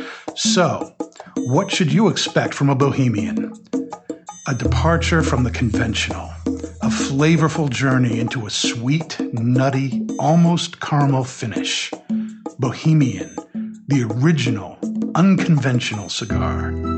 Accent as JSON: {"language": "English", "town": "Stoneham", "region": "Massachusetts", "country": "United States", "said": "I'm from Stoneham."}